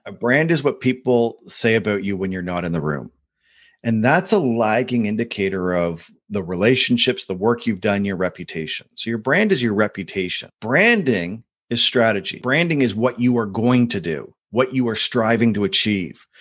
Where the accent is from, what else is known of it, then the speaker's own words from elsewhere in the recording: Canada; Being a Canadian